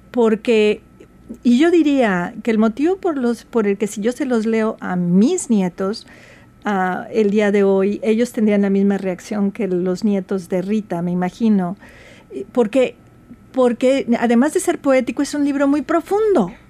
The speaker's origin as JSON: {"language": "Spanish", "region": "Veracruz", "country": "Mexico", "said": "yo soy jarocha de Veracruz, México, y nosotros teníamos muy poco acceso a los libros."}